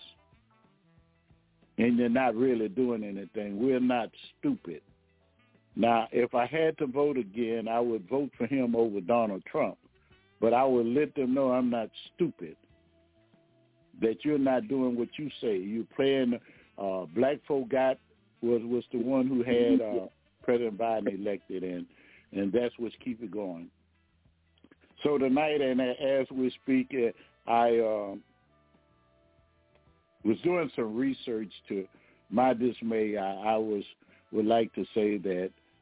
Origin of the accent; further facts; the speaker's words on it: Baton Rouge, Louisiana, United States; I'm from Baton Rouge, Louisiana